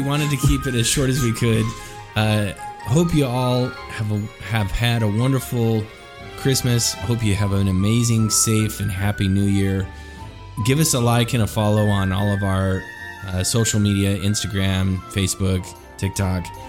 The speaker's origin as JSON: {"language": "English", "region": "Idaho", "country": "United States", "tie": "born or raised there", "said": "I grew up in Idaho"}